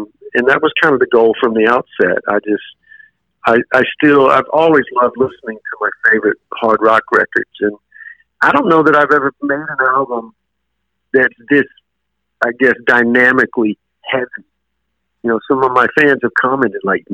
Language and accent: English; Alabama, United States; my home state of Alabama